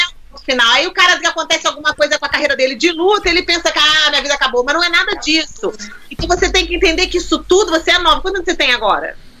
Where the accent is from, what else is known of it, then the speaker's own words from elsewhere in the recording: Brazil; moved away; Aprendi na escola no Brasil